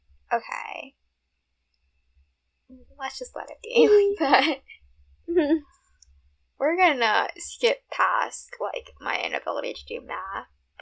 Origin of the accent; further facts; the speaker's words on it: New York City, New York, United States; I grew up in Rego Park